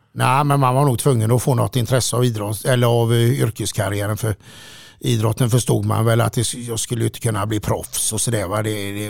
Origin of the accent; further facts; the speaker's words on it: Gothenburg, Västra Götaland, Sweden; från början var man en liten kille som eh, växte upp i jämbrott i Frölunda